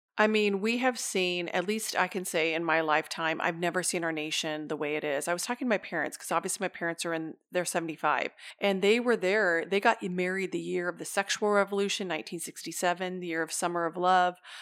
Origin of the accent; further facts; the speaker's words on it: the Northwest, Pacific Northwest, United States; I'm from the Northwest